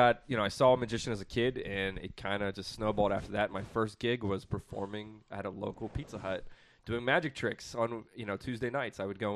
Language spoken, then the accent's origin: English; Pittsburgh, Pennsylvania, United States; I always wanted to come back to Pittsburgh. So I really loved growing up in Pittsburgh.